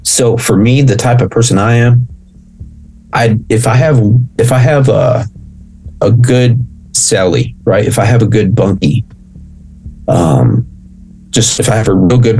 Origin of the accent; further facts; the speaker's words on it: United States; if I'm Mexican, I was born here in the States.